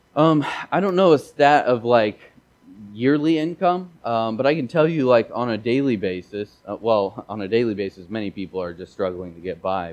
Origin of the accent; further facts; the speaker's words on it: Missouri, United States; I grew up in Missouri, and we didn't really speak a lot of French there.